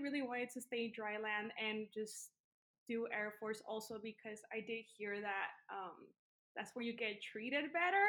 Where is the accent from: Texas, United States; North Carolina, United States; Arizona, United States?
Texas, United States; El Paso; moved away as an adult; I am from Texas, from the town of El Paso, Texas. It's a border town. And since it's a border town, that means that I am a daughter of Mexican migrants that moved into the United States. I lived in Texas until I was about like 19 years old